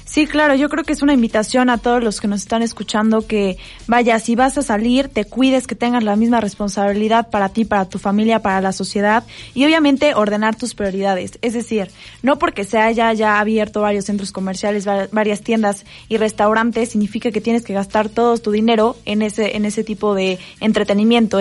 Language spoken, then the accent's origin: Spanish; Mexico; nos denigra como mexicanos